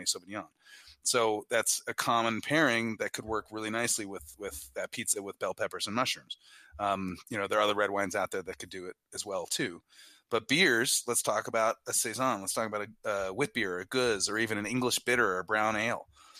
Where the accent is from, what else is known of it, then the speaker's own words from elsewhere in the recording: New Jersey, United States; also born or lived in Belgium; I was born in New Jersey